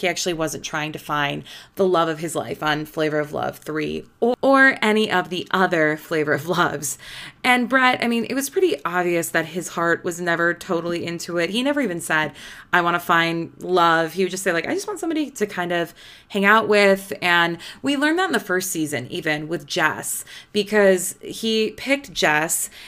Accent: Midwest, United States; I'm just from the Midwest

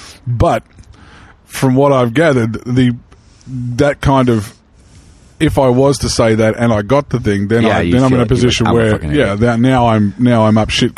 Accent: Arkansas, United States; I'm from Southern Arkansas, yes.

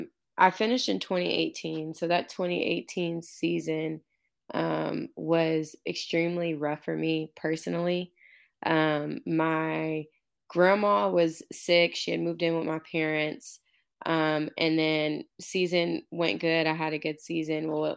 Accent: Houston, Texas, United States; I'm from Houston, but played in Georgia.

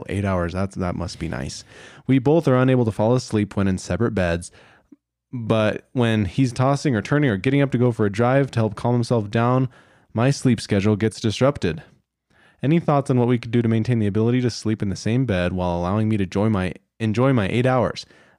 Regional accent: Winnipeg, Manitoba, Canada; I'm from Winnipeg, Manitoba, Canada, eh?

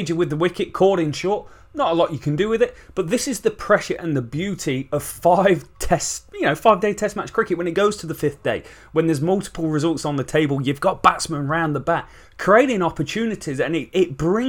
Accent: England, United Kingdom; We're English cricket fans.

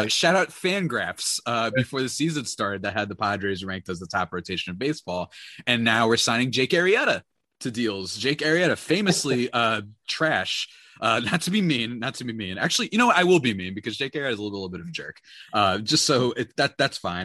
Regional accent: New Jersey, United States; I hail from the absurdest land known as New Jersey

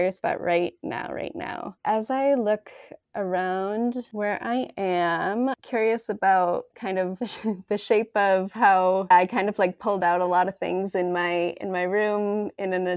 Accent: Massachusetts, United States; also born or lived in Chicago; now in New York, United States; I'm in the East Coast, but it's also very, very great. And I'm from Massachusetts

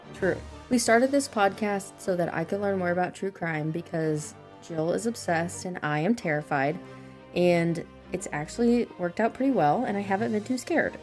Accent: Missouri, United States; I'm from Missouri, and when you live in Missouri, your family goes there on trips

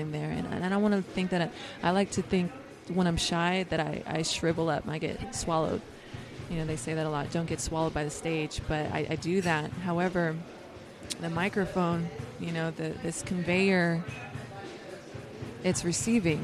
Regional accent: Oceanside, California, United States; this is my hometown. I'm a true local.

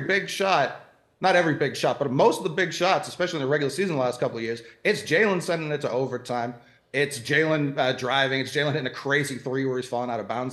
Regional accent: Boston, Massachusetts, United States; I'm from Boston.

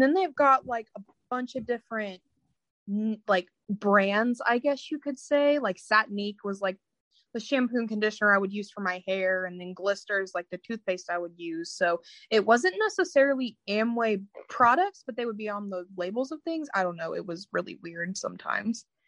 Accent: Indiana, United States; I'm from Indiana

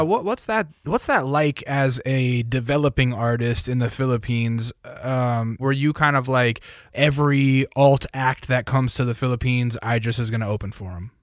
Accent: Alaska, United States; also born or lived in California; now in Eagle Rock, Los Angeles, United States; I grew up in Alaska

